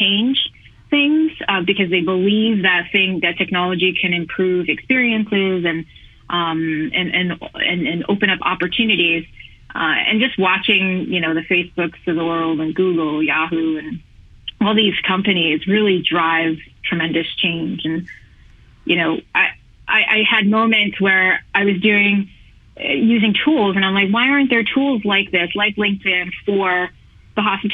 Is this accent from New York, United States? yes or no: yes; New York, United States; Born and raised in New York